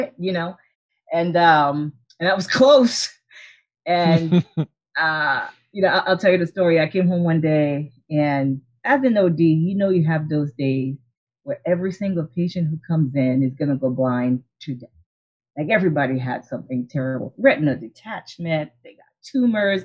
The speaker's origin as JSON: {"language": "English", "country": "Haiti", "moved": "yes", "said": "I'm originally from Haiti and my parents didn't really have any type of entrepreneurial experiences"}